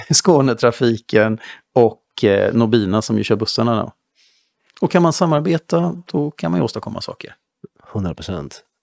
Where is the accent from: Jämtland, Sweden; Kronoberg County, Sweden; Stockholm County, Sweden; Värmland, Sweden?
Jämtland, Sweden; Östersund; Jag minns när jag var liten, så i Östersund